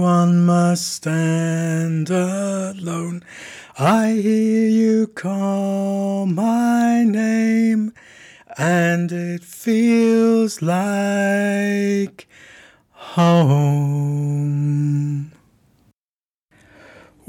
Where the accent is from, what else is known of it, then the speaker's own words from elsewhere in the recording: United Kingdom; as a British person